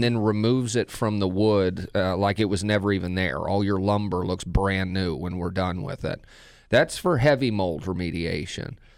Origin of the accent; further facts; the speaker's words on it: Texas, United States; moved away as an adult; Craig and I are both from the same area in Texas